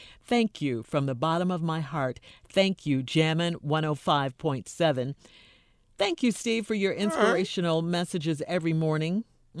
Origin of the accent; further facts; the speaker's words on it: South Africa; moved away as an adult; now in Las Vegas, United States; because I'm from South Africa and he spoke so proudly about the black people there. I live in Vegas now for 6 years, but my kids are still in Africa